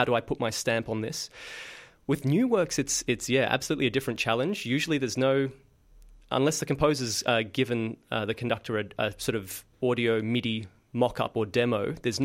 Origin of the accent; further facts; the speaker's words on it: Sydney, New South Wales, Australia; I started out working with school groups when I grew up in Sydney